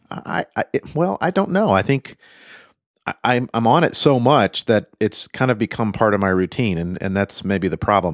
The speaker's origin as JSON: {"language": "English", "country": "United States", "said": "I'm American"}